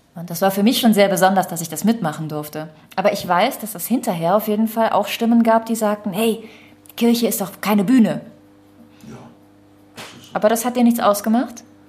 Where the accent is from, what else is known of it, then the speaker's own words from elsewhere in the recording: Düren, North Rhine-Westphalia, Germany; Denn Düren ist ja meine Heimat.